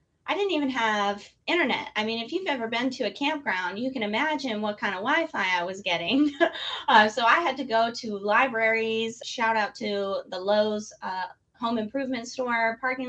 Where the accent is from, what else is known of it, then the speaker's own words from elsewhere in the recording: Detroit, Michigan, United States; I was born in Detroit